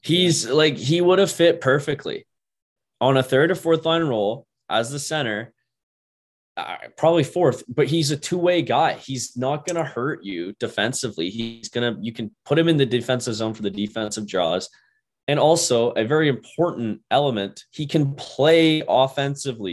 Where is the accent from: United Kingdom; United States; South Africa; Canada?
Canada; Port Hope, Ontario; Port Hope, Ontario, my, like, my hometown